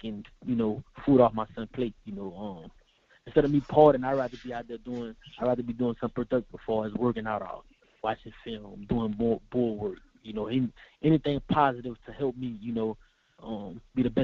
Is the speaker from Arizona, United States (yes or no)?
no; Thibodaux, Louisiana, United States; growing up in Louisiana, man, it's hard, especially in Thibodeau, small town.